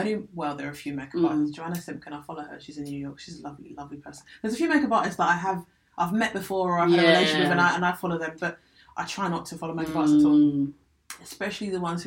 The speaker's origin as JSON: {"language": "English", "area": "Essex", "region": "East of England", "country": "United Kingdom", "tie": "born or raised there", "said": "I grew up in Essex"}